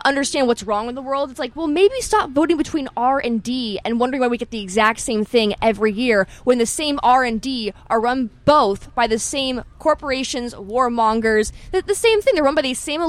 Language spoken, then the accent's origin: English; Berkeley, California, United States; I'm from Berkeley, California. I was born and raised in Berkeley, California